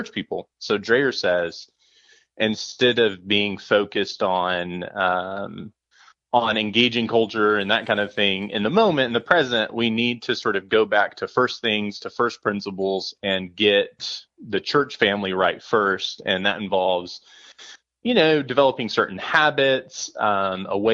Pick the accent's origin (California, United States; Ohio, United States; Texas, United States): Texas, United States; I'm from Texas